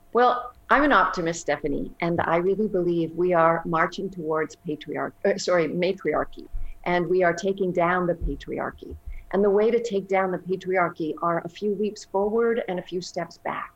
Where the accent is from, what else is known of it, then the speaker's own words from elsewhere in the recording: Canada; moved away; I'm originally Canadian